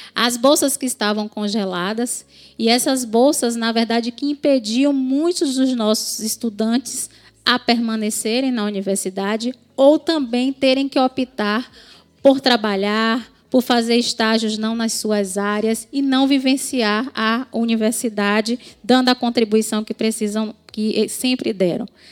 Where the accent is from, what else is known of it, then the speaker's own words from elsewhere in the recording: Bahia, Brazil; sou da Bahia